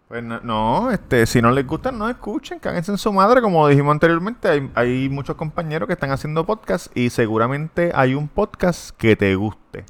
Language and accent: Spanish; Puerto Rico; yo soy puertorriqueño